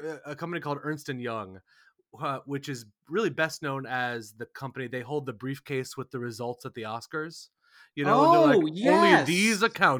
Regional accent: Shaker Heights, Ohio, United States; also born or lived in Washington, D.C. / New York City; now in New Jersey, United States; I grew up in Shaker Heights, Ohio. It's a suburb of Cleveland.

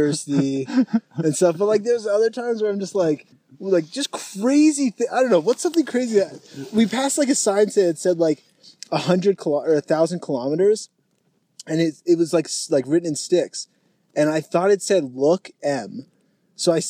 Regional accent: Gettysburg, Pennsylvania, United States; I'm from Gettysburg, Pennsylvania

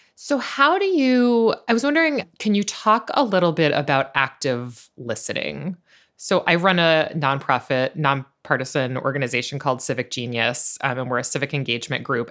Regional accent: New York, United States; I think of myself as a New Yorker

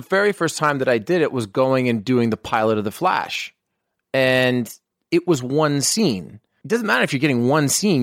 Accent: Canada; moved away; try to hire me as a Canadian.

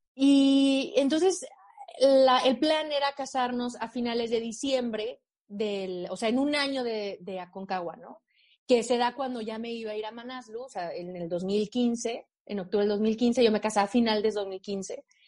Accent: Aguascalientes, Mexico; moved away as an adult; also born or lived in Mexico City; Yo soy de Aguascalientes, en el centro de México

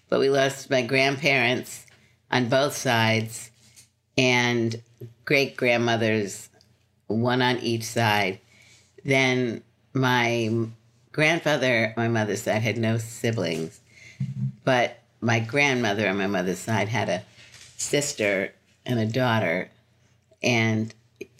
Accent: New York City, New York, United States; moved away as an adult; also born or lived in Philadelphia; So I lived in Brooklyn until I was 25.

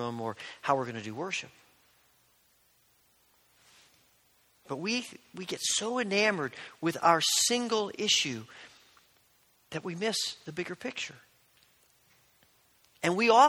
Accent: Indiana, United States; growing up in Indiana, as an Indiana basketball fan

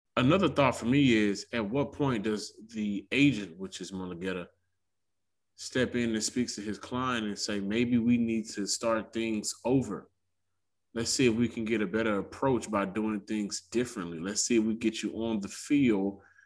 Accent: Houston, Texas, United States; I grew up in South Park of Houston

